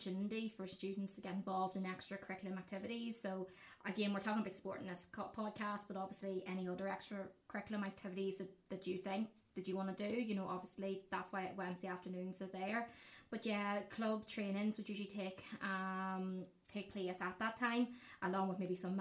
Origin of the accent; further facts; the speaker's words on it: Fermanagh, Northern Ireland, United Kingdom; I love saying I'm from Fermanagh. So I'm from Fermanagh, and, you know, it's literally like in the middle of nowhere